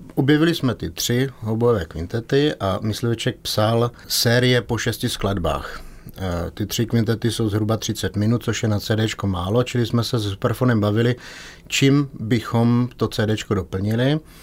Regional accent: Czechia; my jako Češi

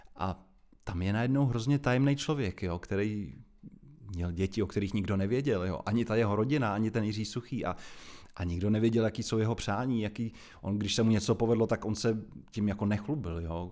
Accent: Prague, Czechia; also born or lived in Jilemnice; jsem celoživotní Pražák, protože rodiče už bydleli v Praze, takže ačkoliv jsem se narodil tam opravdu od, od prvních dnů, teda vyrůstám v Praze.

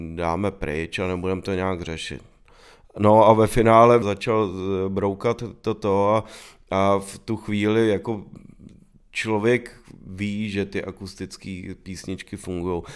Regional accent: Prague, Czechia; bydleli jsme vlastně naproti sobě v baráku a, eh, vyrůstali jsme na Praze deset, na sídlišti

